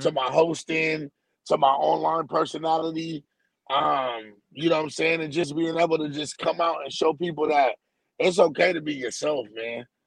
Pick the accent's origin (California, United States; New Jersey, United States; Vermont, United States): California, United States; San Diego; I'm from San Diego, California